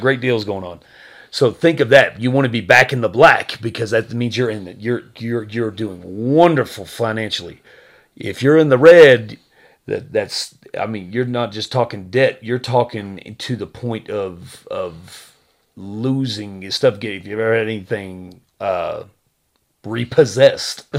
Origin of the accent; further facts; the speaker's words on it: Texas, United States; I'm from Texas